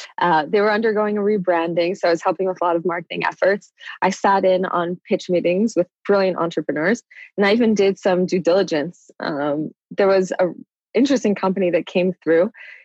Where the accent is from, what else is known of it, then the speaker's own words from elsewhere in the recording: New York, United States; also born or lived in London / Maryland; I grew up in London, Maryland, and New York. And growing up in New York, you start growing up really fast.